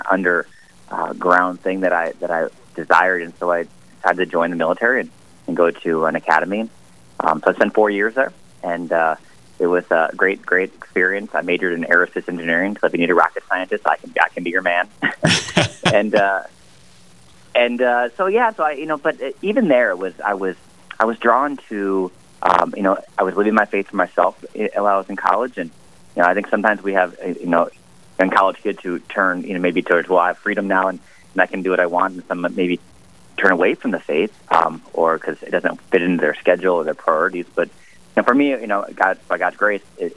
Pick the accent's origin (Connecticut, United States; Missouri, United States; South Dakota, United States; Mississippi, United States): South Dakota, United States; Mitchell; I grew up in South Dakota. I'm was born and raised in Mitchell